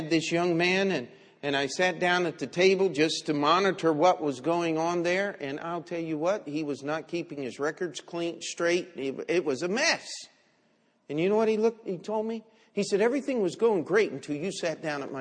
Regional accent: Baltimore, Maryland, United States; moved away as an adult; also born or lived in Springfield, Missouri; I'm from Baltimore, Maryland, and I'm here in Bible college.

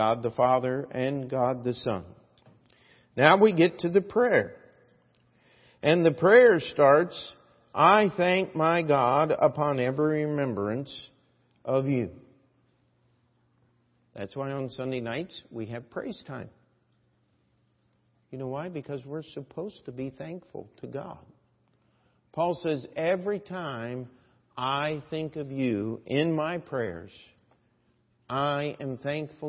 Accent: United States; as an American

